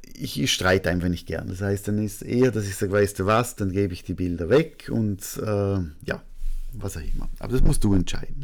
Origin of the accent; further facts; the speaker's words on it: Austria; als Österreicher